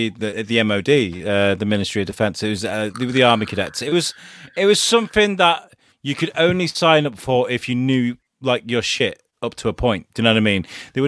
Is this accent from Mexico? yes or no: no; Ireland; Yeah, I'm Irish, so we used to eat potatoes and pray to the pagan gods.